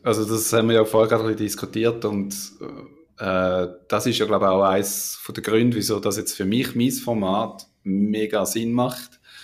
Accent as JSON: {"language": "German", "region": "Schaffhausen", "country": "Switzerland", "tie": "born or raised there", "also_born_or_lived": "Australia", "said": "bei uns in Schaffhausen"}